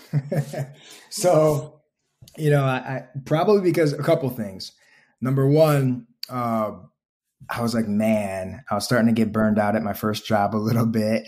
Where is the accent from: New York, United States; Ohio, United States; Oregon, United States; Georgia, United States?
Ohio, United States; Toledo; moved away as an adult; also born or lived in Chicago; I'm originally from Ohio